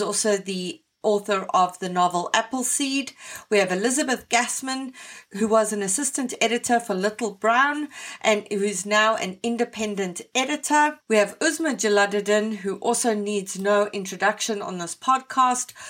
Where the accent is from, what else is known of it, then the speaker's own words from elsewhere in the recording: Canada; Canadian writers